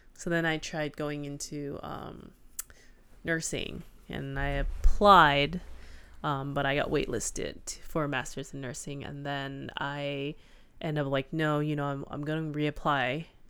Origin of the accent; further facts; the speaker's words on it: United States; as an American